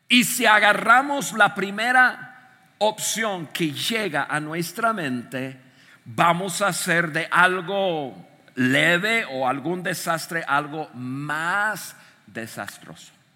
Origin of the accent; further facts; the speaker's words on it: United States; moved away; desde niño, yo crecí en Estados Unidos